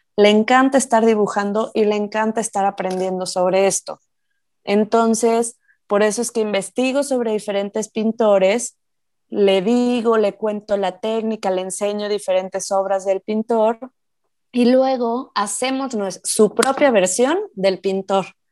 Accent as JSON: {"language": "Spanish", "town": "Morelia", "region": "Michoacán", "country": "Mexico", "tie": "born or raised there", "moved": "yes", "said": "yo me acuerdo cuando era chiquita, digo, yo soy de provincia, yo soy de Morelia, entonces, me acuerdo perfecto que podíamos salir a jugar con mis primos"}